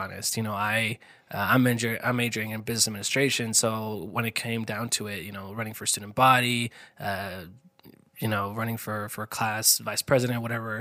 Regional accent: Dubois, Idaho, United States; moved away as an adult; now in Idaho Falls, United States; my hometown, I'm actually from Du Bois

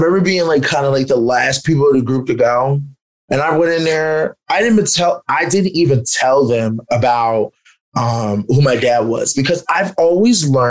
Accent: Philadelphia, Pennsylvania, United States; Growing up in Philadelphia

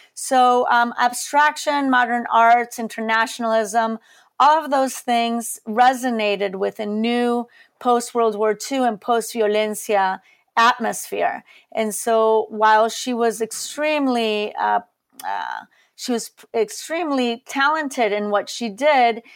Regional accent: Colombia; moved away; also born or lived in Chicago, United States; I am Colombian. I was born in Colombia

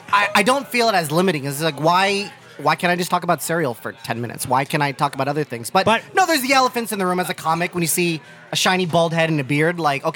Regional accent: Ohio, United States; now in New York City, United States; I'm a kid from Ohio.

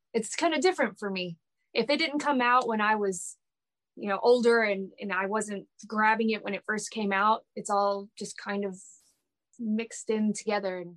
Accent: Dallas, Texas, United States; I'm from Dallas

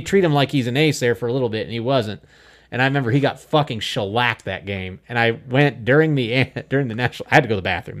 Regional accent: central Illinois, United States; now in Wichita, United States; I grew up in Illinois. I grew up in kinda like one of those, it wa, I, I don't wanna call it really a border town. It was right smack dab in the middle of Illinois

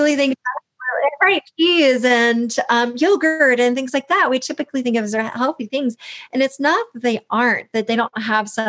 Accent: the South, United States; I grew up in the South

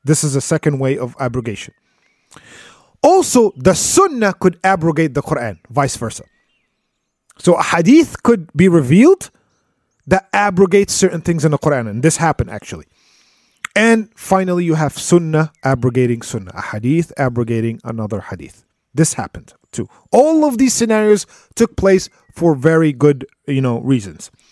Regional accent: United States; us Americans here

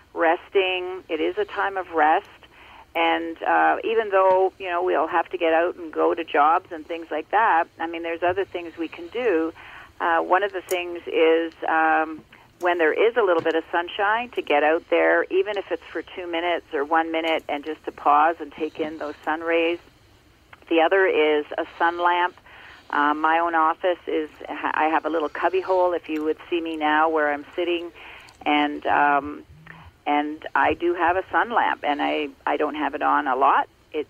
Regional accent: Ontario, Canada; born or raised there

